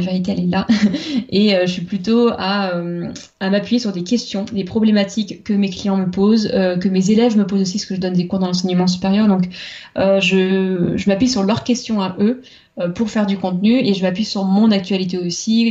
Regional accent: Vendée, Pays de la Loire, France; moved away as an adult; also born or lived in Nantes; je venais de Vendée, la campagne vendéenne

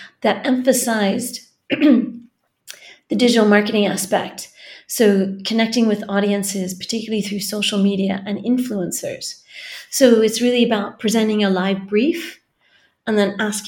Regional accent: California, United States; moved away as an adult; now in Galway, Ireland; I come from California, which you can probably hear from the accent

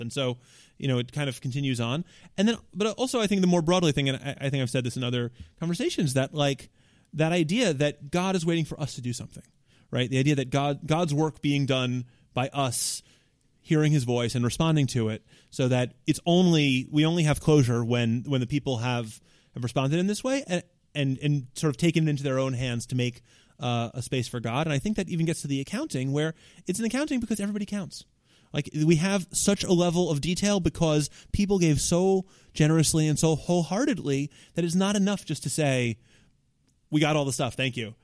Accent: New York City, New York, United States; It all starts for me in nineteen eighty-two in Park Slope, Brooklyn

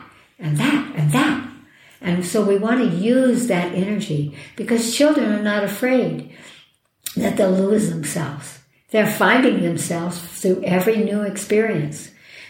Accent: New Mexico, United States; Oh, my home state.

